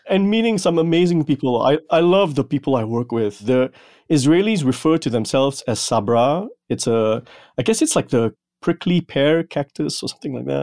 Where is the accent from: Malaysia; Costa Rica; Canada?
Malaysia; moved away; growing up in Malaysia